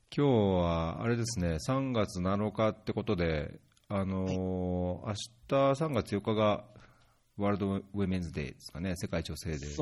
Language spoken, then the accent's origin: Japanese; Saitama, Japan; moved away; also born or lived in Tokyo; 東京で生まれて東京にいたことあるらしいんですけど、まあ埼玉で育ったので、埼玉出身だと思うんですけ